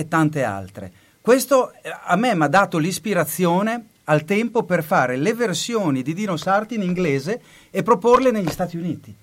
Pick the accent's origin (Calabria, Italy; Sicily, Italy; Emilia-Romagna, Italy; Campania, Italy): Emilia-Romagna, Italy; Bologna; moved away as an adult; also born or lived in United States; Io sono nato a Bologna, nato e cresciuto dentro le mura, quartiere Marconi